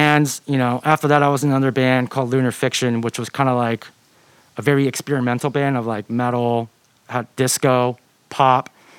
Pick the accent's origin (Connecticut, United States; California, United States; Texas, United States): California, United States; Irvine; I'm from Irvine, California.